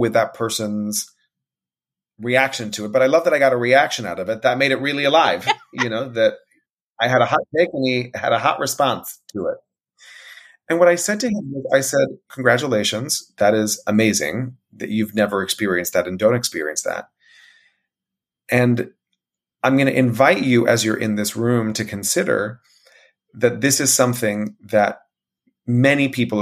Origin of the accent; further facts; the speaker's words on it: United States; As an American